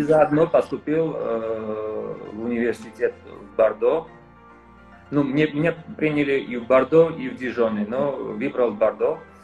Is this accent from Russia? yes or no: no; Georgia; also born or lived in France; Родился в Ерас в Грузии, э, учился во Франции и вернулся работать еще раз в Грузии